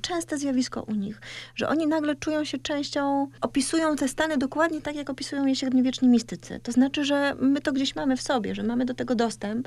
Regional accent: Kartuzy, Pomeranian Voivodeship, Poland; moved away; kartuzy, miejsce, w którym się wychowałam

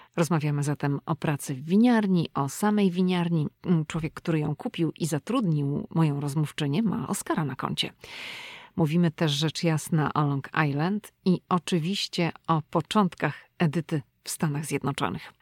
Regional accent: Szczecin, West Pomeranian Voivodeship, Poland; moved away as an adult; now in United States; my jesteśmy obie dziewczyny ze Szczecina

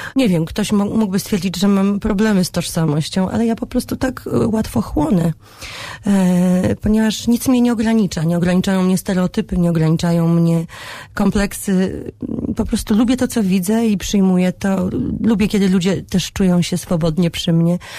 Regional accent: Poland; also born or lived in Tel Aviv, Israel

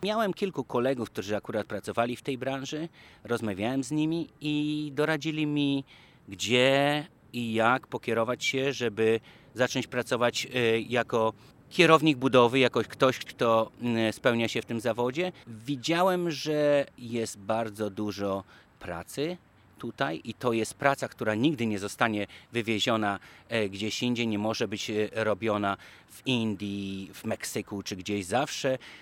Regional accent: Poland; moved away as an adult; now in Washington, United States; z Polski

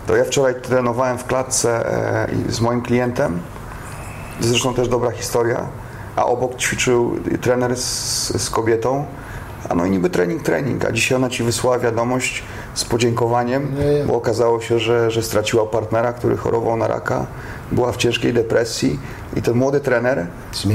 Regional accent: Poland; moved away; jestem z Polski

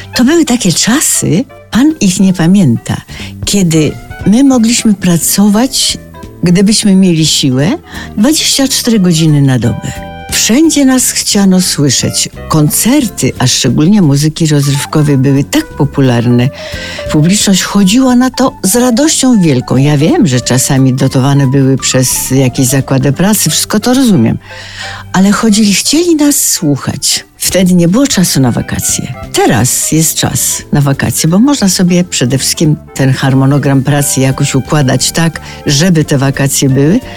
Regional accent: Solec Kujawski, Kuyavian-Pomeranian Voivodeship, Poland; now in Warsaw, Poland; w tym Solcu Kujawskim mieszkałam wręcz nad Wisłą

